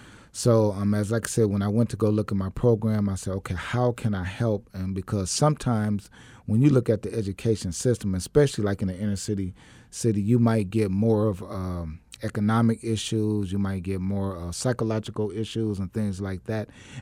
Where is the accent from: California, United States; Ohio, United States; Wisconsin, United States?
Wisconsin, United States; Milwaukee; now in Arizona, United States; I was born and raised in Milwaukee, Wisconsin. I've been out here since about 2000. I never would have came to Arizona